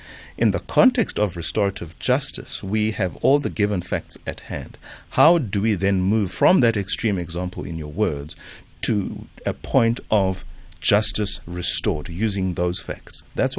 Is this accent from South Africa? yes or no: yes; South Africa; And that doesn't make for good reading or for good experience as a South African woman in particular.